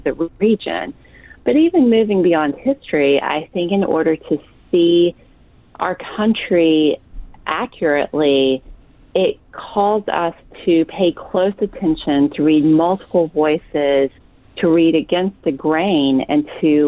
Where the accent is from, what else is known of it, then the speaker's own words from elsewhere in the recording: Waynesville, North Carolina, United States; I grew up near Asheville, North Carolina, in a small town, Waynesville, North Carolina